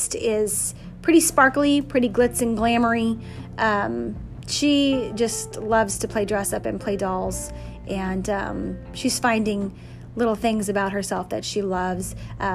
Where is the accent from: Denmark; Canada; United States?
United States; South Texas; now in Pennsylvania, United States; I grew up on a border town in South Texas where we swam on Christmas Day most of the time